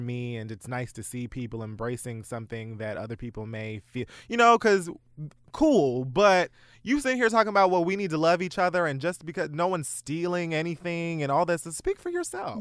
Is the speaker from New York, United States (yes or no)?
no; Dade County, Florida, United States; my life as a bird from Dade County